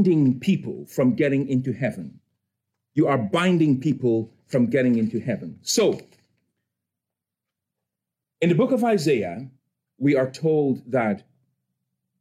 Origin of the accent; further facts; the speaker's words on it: Cameroon; moved away; I'm from Cameroon in West Africa